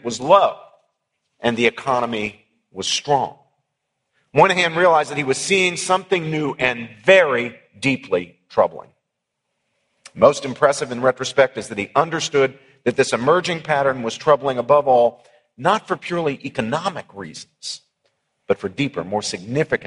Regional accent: West Virginia, United States; my own native Appalachia. I grew up in West Virginia

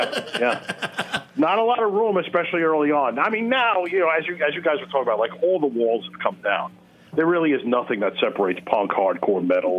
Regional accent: New York City, New York, United States; now in Chicago, United States; I'm from Flatbush. Over by Brooklyn College.

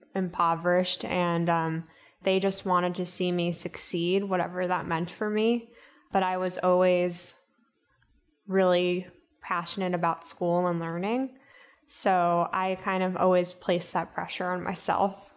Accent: New York City, New York, United States; I grew up in Staten Island, New York, my parents are first generation immigrants.

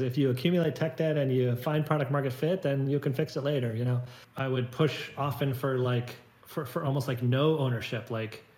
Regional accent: Silicon Valley, San Francisco Bay Area, California, United States; I've grown up in Silicon Valley. My parents were engineers. I was born in the Bay Area, San Francisco Bay Area

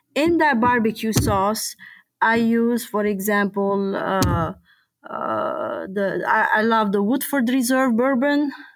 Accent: Lebanon; moved away as an adult; also born or lived in Louisville, Kentucky; now in Copper Harbor, United States; I was born and raised and lived in Lebanon

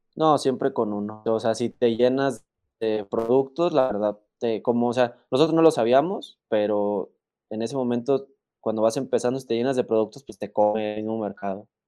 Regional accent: La Piedad, Michoacán, Mexico; de donde soy yo, de La Piedad Michoacán

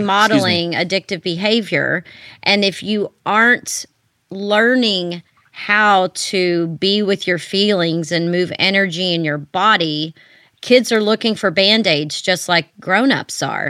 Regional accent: Texas, United States; moved away; I moved back to my home state of Texas

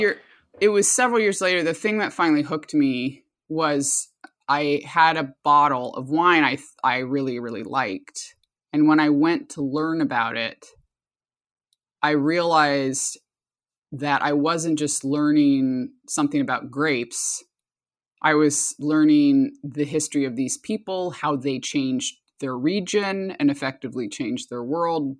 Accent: Anchorage, Alaska, United States; also born or lived in Bristol Bay, Alaska; now in Sonoma, United States; I was born and raised in Alaska in a multi-generational indigenous family

